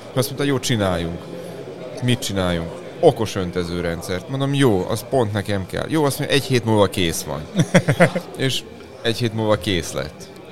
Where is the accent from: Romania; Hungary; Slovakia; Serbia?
Serbia; Subotica, Vojvodina; mi Vajdaságból jövünk, Szabadkáról, határ túloldaláról